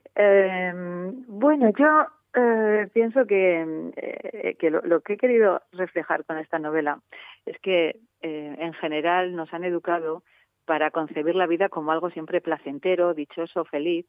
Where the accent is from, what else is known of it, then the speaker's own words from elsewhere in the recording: Soria, Castile and León, Spain; moved away; soy soriana de pro, me encanta mi tierra